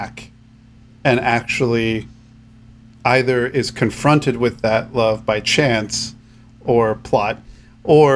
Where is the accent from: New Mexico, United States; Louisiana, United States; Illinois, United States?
New Mexico, United States; New Mexico. So my home state